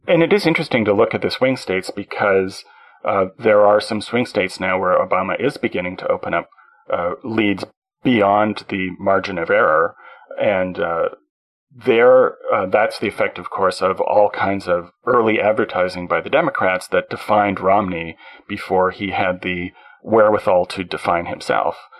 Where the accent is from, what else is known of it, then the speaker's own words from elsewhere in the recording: Canada; I being a Canadian.